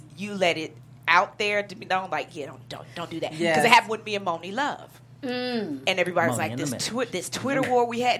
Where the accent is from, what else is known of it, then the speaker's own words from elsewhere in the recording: Chicago, Illinois, United States; I'm from the South Side.